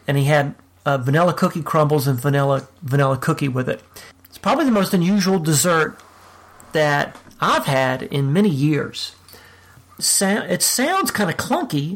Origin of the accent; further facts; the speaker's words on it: New Orleans, Louisiana, United States; moved away; And I'm from New Orleans. I grew up in New Orleans.